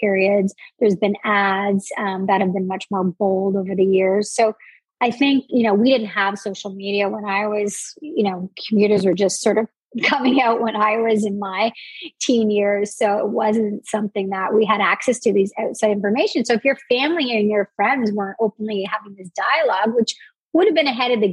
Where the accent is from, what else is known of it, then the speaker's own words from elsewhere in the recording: New Brunswick, Canada; I grew up in the Maritimes in New Brunswick in Canada. I'm Canadian